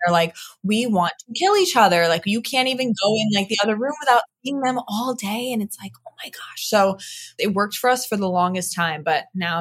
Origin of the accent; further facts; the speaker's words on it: Long Island, New York, United States; moved away as an adult; also born or lived in Queens, New York; now in Florida, United States; born and raised. I was born in Queens, moved to Long Island when I was like 4 or 5